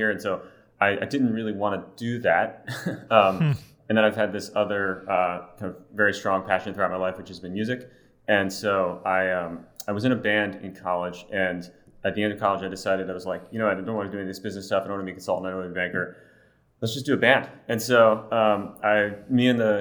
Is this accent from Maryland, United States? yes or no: yes; Baltimore, Maryland, United States; moved away as an adult; also born or lived in Philadelphia, Pennsylvania / Austin, Texas; I was born in Baltimore, Maryland